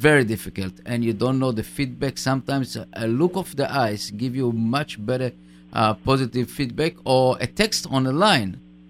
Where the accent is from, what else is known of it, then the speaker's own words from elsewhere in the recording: Israel; accent: Israeli; English is a second language; with my English accent, very tough Israeli accent.